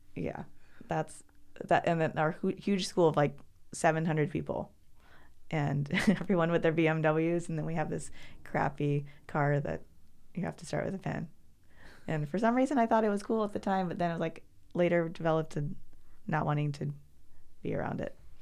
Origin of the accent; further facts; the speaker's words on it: Alaska, United States; also born or lived in Oregon; I was born in Oregon, but, um, grew up as a, as a child in Alaska.